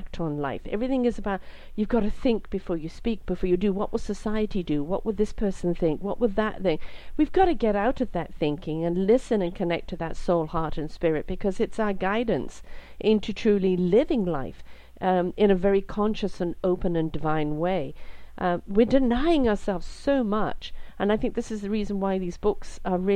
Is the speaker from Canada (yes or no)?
yes; Canada; I'm from Canada.